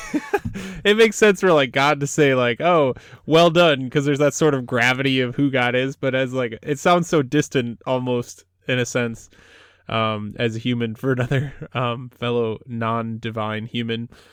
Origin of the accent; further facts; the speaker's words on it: United States; there are many things I love about being American